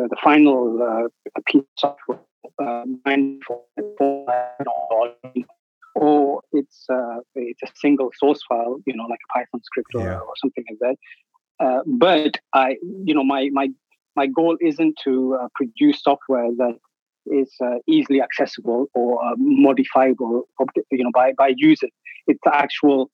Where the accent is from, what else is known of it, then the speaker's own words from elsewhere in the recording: England, United Kingdom; moved away as an adult; now in Athens, Greece; grew up in England, but now I've got family in Greece, and I've been here 10 years